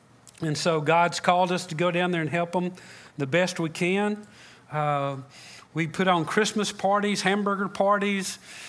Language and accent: English; Freeport, United States; now in Matamoros, Mexico; I grew up in Freeport, but my wife and I are full-time missionaries in Matamoros, Mexico.